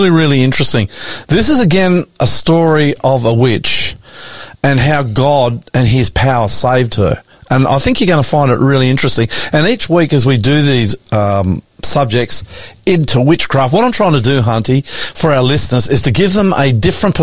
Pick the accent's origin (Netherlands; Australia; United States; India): Australia; brown sunburnt country of ours